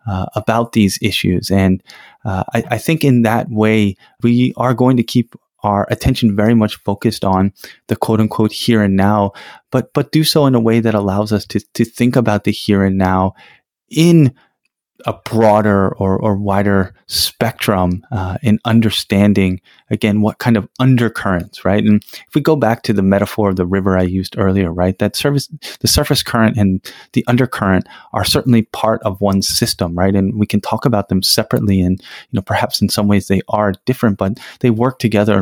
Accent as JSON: {"language": "English", "country": "United States", "said": "I'm from the United States"}